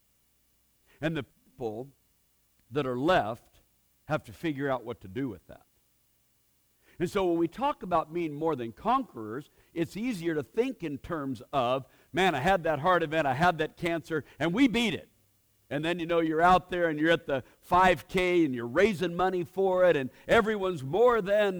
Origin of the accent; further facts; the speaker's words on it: Portland, Oregon, United States; I grew up in Portland, Oregon, and we didn't go to church.